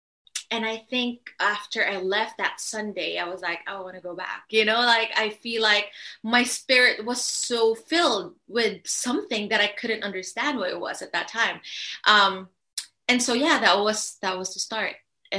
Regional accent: Philippines; Well, I grew up in a Catholic family. We weren't really religious.

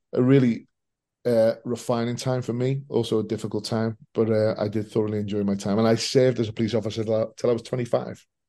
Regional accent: Liverpool, North West England, United Kingdom; I'm born and bred in Liverpool.

